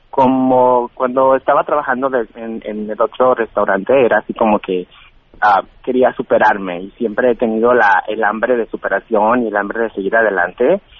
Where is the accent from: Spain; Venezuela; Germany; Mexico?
Mexico; San José de Gracia, Jalisco; moved away as an adult; now in Los Angeles, United States; Un pueblo muy pequeño que se llama San José de Gracia, que es municipio de Tepititlán de Corona, Jalisco. Me salí de mi casa a los 19 años.